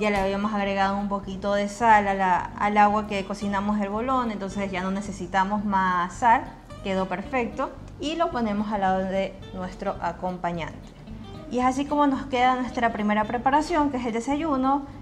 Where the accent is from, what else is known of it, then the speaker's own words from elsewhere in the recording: Venezuela; Recuerda que yo soy venezolana, ¿verdad?